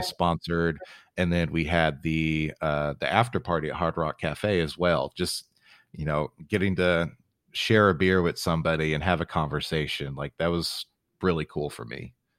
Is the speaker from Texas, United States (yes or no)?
yes; San Antonio, Texas, United States; moved away; San Antonio is my hometown